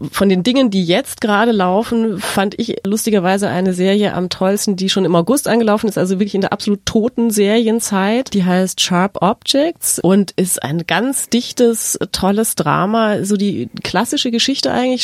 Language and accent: German; Munich, Bavaria, Germany; ich komme aus München